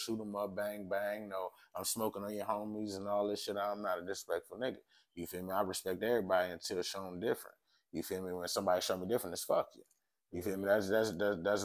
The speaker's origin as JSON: {"language": "English", "town": "Hamtramck", "region": "Michigan", "country": "United States", "tie": "born or raised there", "also_born_or_lived": "Detroit, Michigan / Highland Park, Michigan", "said": "I was born in Detroit, then I grew up in Hamtramck most of my life, went to elementary, middle school, the high school."}